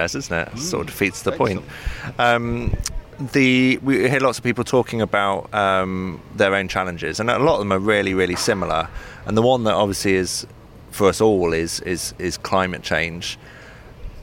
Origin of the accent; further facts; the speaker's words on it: England, United Kingdom; as an English person